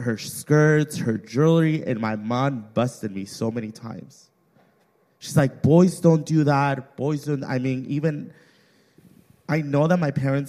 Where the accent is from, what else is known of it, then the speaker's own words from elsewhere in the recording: Mexico; moved away; I grew up in Mexico